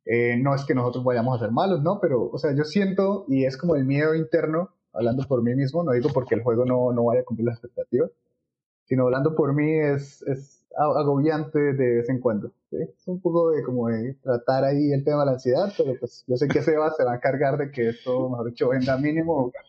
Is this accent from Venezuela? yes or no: no; Bucaramanga, Santander, Colombia; also born or lived in Cali / Palmira; yo soy del Valle del Cauca, eh, yo nací en el Hospital Universitario de Cali, pero mi familia vive en Palmira, también por el trabajo de mis padres. Pero pues he vivido casi que toda la vida en Bucaram